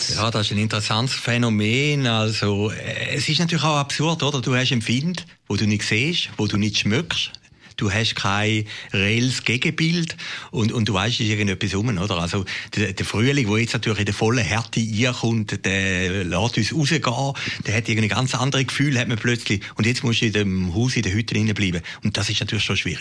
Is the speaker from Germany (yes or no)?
no; Switzerland; ich bin jetzt dort an Grenzen Grenze aufgewachsen